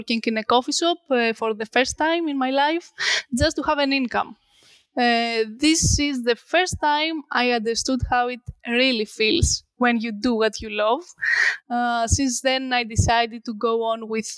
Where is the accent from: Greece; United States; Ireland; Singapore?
Greece; I returned back to my hometown